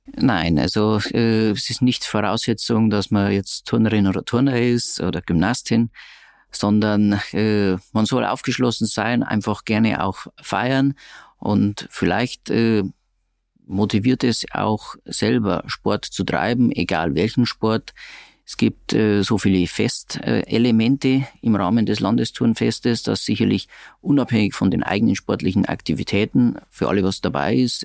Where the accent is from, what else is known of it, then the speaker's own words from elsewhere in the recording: Regensburg, Bavaria, Germany; bin Regensburger, habe eine Rechtsanwaltskanzlei in Regensburg